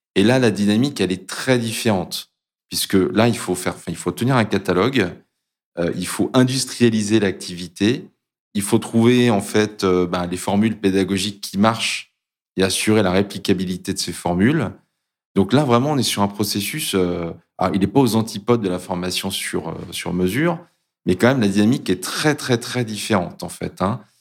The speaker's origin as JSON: {"language": "French", "region": "Brittany", "country": "France", "tie": "born or raised there", "said": "j'ai grandi en Bretagne, à proximité de la mer."}